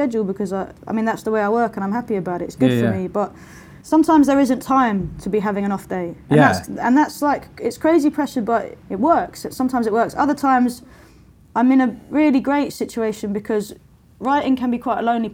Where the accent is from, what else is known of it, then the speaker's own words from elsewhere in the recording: London, United Kingdom; I was growing up in Lewisham, which is the borough where I grew up.